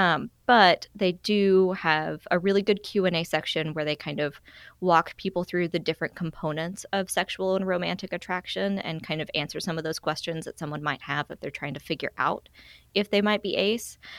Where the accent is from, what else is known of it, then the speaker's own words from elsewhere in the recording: Arkansas, United States; now in Alabama, United States; I'm originally from Arkansas